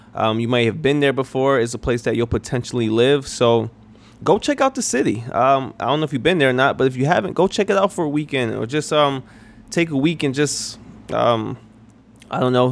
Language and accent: English; New York, United States; moved away as an adult; also born or lived in South Carolina; I'm originally from New York